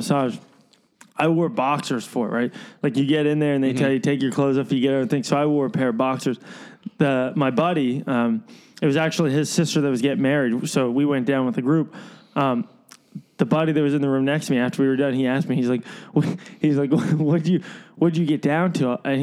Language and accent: English; Lehigh Valley, Pennsylvania, United States; Growing up in the Lehigh Valley